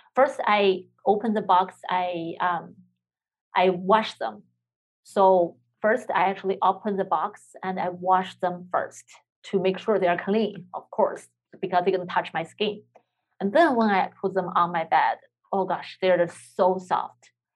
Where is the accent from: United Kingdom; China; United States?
China; moved away; I'm from China